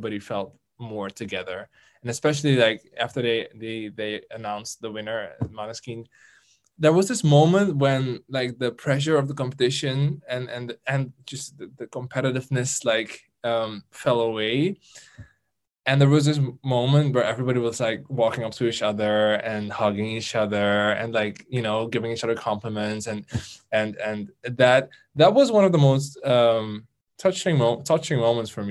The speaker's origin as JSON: {"language": "English", "country": "Netherlands", "said": "it was in my home country"}